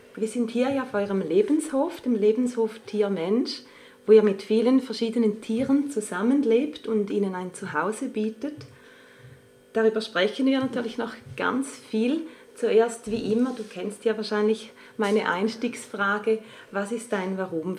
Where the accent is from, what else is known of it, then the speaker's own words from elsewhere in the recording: St. Gallen, Switzerland; moved away; St. Gallen auch meine alte Heimatstadt ist